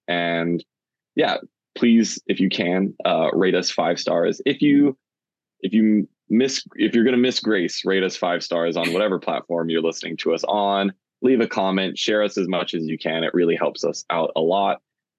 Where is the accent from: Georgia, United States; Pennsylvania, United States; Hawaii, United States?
Hawaii, United States; Oahu; I grew up on Oahu